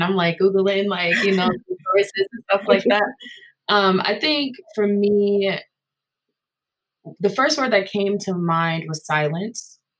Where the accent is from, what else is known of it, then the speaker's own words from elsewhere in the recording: Madison, Wisconsin, United States; I am from Madison, Wisconsin, but I was also raised heavily by my grandmother who is from the South.